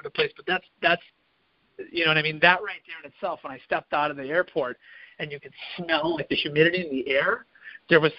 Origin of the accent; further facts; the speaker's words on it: Milwaukee, Wisconsin, United States; moved away as an adult; now in Naples, United States; I'm from Milwaukee, Wisconsin